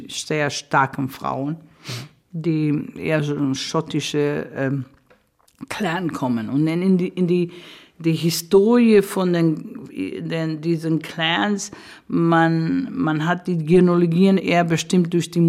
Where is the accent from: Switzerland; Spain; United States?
Spain; German is a second language; dass wir groß geworden sind in Spanien, in der Zeit von Franco, es war eine Diktatur